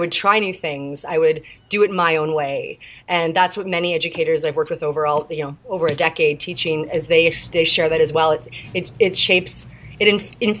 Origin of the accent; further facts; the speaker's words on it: Canada; from Canada